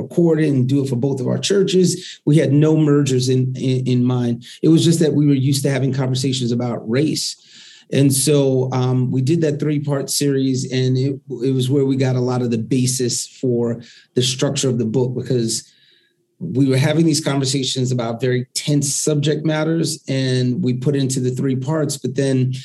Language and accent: English; New York City, New York, United States; I grew up in the Northeast Bronx